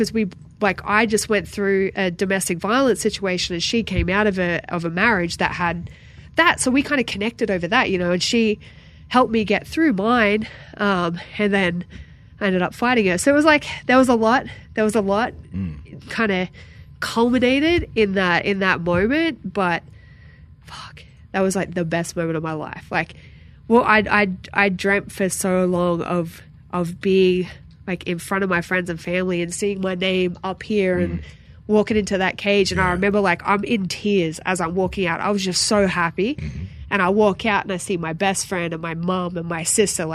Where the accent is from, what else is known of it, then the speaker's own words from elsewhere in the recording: Sydney, New South Wales, Australia; moved away; in UFC Sydney in front of my hometown.